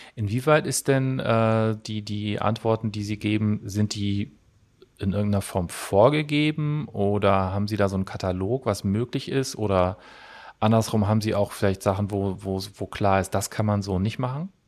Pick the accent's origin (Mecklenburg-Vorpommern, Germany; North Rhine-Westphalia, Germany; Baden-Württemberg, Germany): North Rhine-Westphalia, Germany; Cologne; Ich komme ja aus Köln